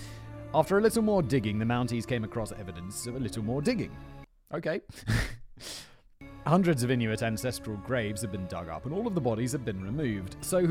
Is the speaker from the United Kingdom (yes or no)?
yes; Rotherham, Yorkshire and the Humber, United Kingdom; I mean, that wouldn't have been a major problem in my hometown of Rotherham, as you would only have to stagger sideways for a few yards before you came across another kebab house.